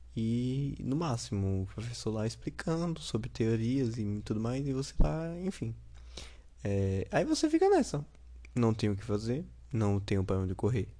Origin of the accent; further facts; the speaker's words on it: Sergipe, Brazil; eu sou do Sergipe